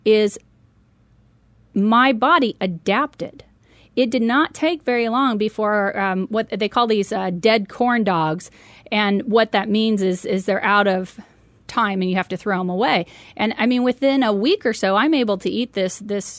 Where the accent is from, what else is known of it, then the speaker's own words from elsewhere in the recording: Medford, Oregon, United States; moved away as an adult; I had the opportunity to purchase a 7-Eleven convenience store back in my hometown of Medford, Oregon. And so I moved back